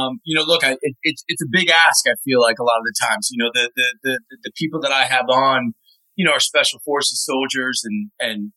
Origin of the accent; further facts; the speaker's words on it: Washington, District of Columbia, United States; also born or lived in Moscow; I grew up in Washington, D.C.